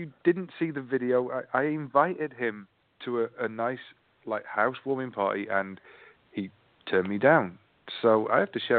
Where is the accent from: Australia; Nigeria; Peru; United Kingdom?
United Kingdom; England; accent: English; now in Atlanta, United States; Listen to my strange English accent up close and personal.